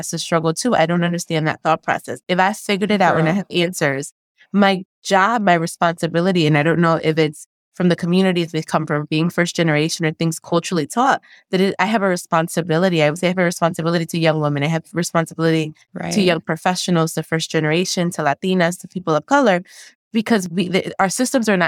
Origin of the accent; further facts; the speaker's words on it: Passaic, New Jersey, United States; also born or lived in Paterson, New Jersey; I was born and raised in Passaic, New Jersey